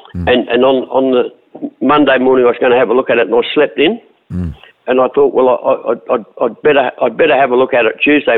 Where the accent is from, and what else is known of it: Adelaide, South Australia, Australia; born or raised there